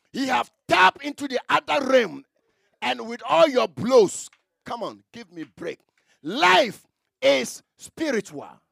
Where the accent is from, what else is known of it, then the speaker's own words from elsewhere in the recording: Memakrom, near Bekwai, Ashanti, Ghana; i come from memakrom memakrom